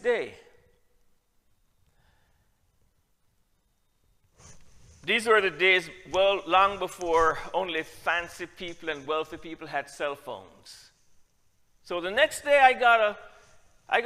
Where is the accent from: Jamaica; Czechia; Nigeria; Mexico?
Jamaica; also born or lived in Trinidad; I'm from Jamaica